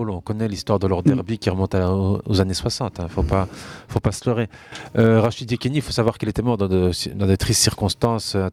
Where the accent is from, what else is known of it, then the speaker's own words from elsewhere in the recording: Niger; Je suis nigérien. Je suis parti il y a 11 ans.